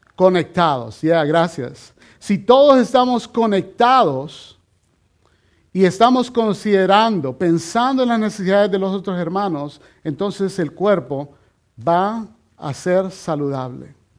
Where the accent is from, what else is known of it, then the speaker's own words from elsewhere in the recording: El Salvador; moved away; yo he perdido varias de mis conexiones con mis familiares en mi país, en El Salvador